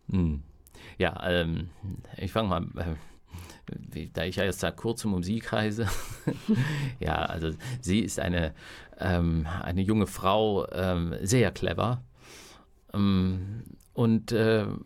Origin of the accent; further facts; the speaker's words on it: Southern Germany, Germany; ich komme ja aus dem Süddeutschen und da, da sprach man halt so ein bisschen aus einer süddeutschen Kleinstadt